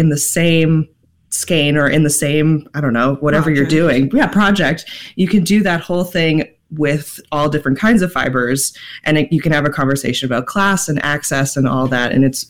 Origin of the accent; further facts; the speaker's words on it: Massachusetts, United States; moved away; As a queer person, it's been, and I'm a transplant from Massachusetts, and I've been able to come to my identity during the pandemic